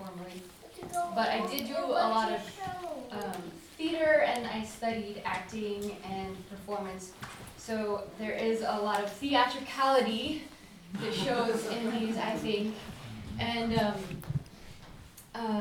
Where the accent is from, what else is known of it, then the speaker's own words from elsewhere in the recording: Homer, Alaska, United States; moved away as an adult; I grew up here in Homer